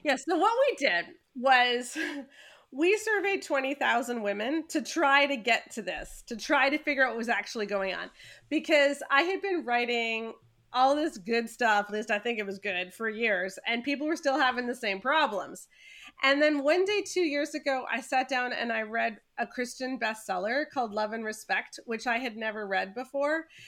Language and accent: English; Canada; I'm very Canadian